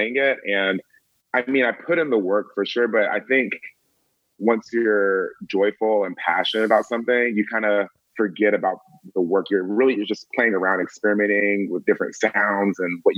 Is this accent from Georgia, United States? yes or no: yes; Atlanta, Georgia, United States; I'm from Atlanta, Georgia